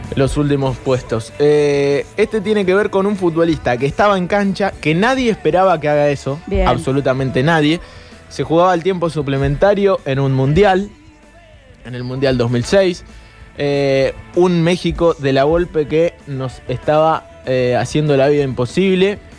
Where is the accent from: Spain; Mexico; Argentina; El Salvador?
Argentina; Somos argentinos